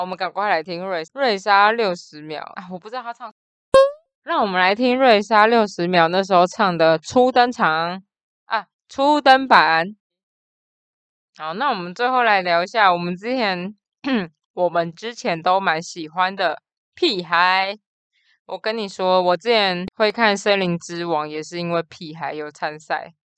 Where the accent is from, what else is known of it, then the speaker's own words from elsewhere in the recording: Taipei, Taiwan; 我就是也是一个货真价实的天龙国人，就是身份证字号 A 开头的